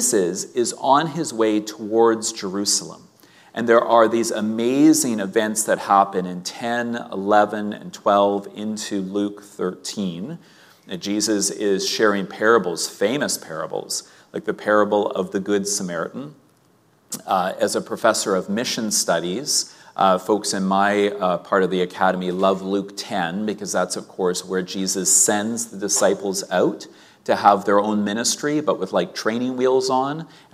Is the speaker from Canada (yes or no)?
yes; Winnipeg, Manitoba, Canada; growing up in Sunday school in Winnipeg